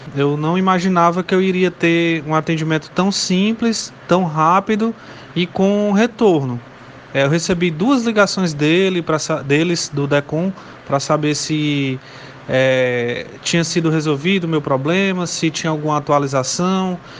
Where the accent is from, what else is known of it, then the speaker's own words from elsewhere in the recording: Morada Nova, Ceará, Brazil; eu sou do interior, da cidade de Morada Nova